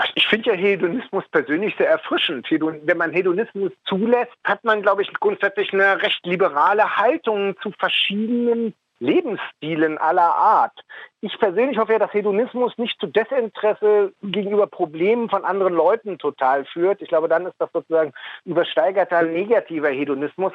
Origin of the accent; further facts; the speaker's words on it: Berlin, Germany; Ich bin in Westberlin geboren. Ich bin ein Westberliner Mauerkind, bin also mit all den Freiheiten aufgewachsen